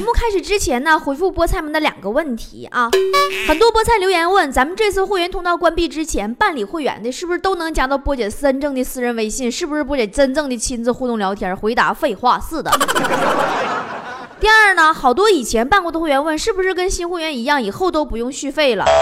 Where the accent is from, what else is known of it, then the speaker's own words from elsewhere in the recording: China; 抱怨我们大陆人不懂生活。